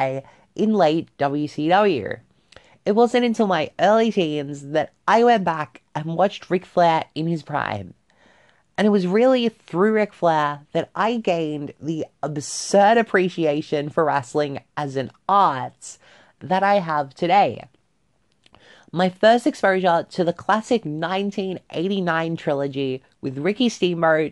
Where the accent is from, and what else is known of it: Australia; born or raised there